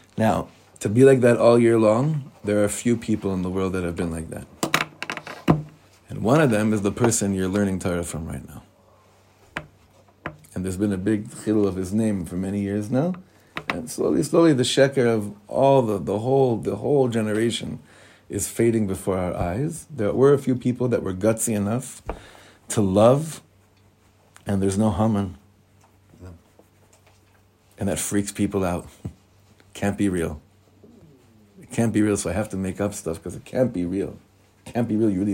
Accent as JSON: {"language": "English", "town": "Beverly Hills", "region": "California", "country": "United States", "tie": "born or raised there", "also_born_or_lived": "Nachlaot, Jerusalem", "moved": "yes", "said": "I come from Beverly Hills, the son of the cantor."}